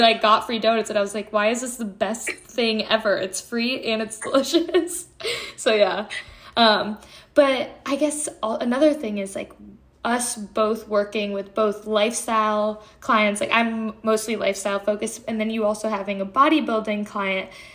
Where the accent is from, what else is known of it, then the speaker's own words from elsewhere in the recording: Connecticut, United States; I'm from Connecticut